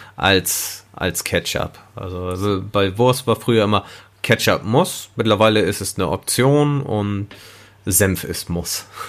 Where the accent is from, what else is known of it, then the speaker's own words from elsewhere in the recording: Germany; ich sehe mich halt als Deutscher an, weil ich bin in Deutschland geboren